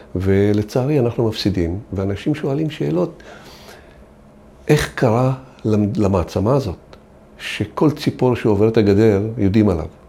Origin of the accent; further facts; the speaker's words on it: Israel; אנחנו אזרחים שנולדנו פה, גדלנו פה, בנינו את המדינה הזאת